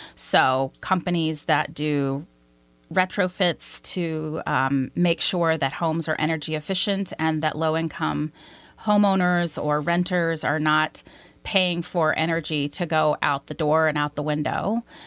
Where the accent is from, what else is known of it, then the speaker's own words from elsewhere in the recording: Arkansas, United States; moved away as an adult; also born or lived in Washington, D.C.; I'm originally from Arkansas. My father was a cotton, uh, ginner and a cotton and soybean farmer